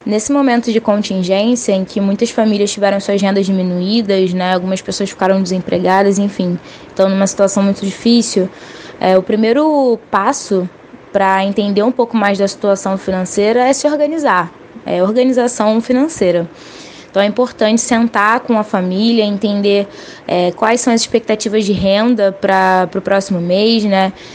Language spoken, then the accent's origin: Portuguese; Rio de Janeiro, Brazil; sou carioca, de 24 anos